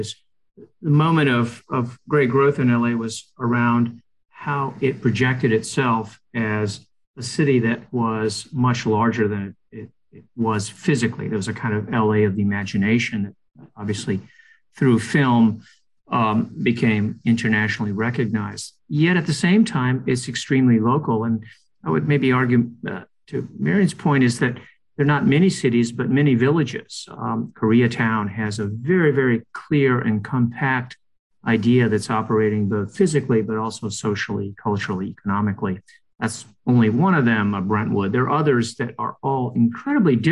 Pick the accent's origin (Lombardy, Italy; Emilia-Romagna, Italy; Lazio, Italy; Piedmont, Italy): Lazio, Italy; Rome; moved away; I grew up in Rome